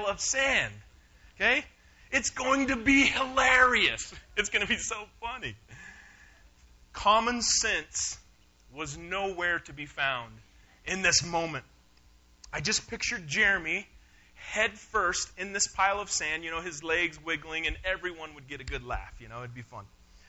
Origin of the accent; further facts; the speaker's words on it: Durango, Colorado, United States; I grew up here in Durango.